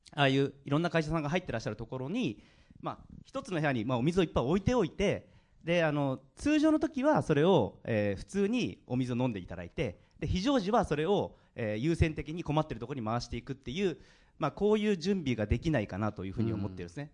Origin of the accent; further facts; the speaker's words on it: Fukuoka, Japan; 出身が福岡ということでもともと九州には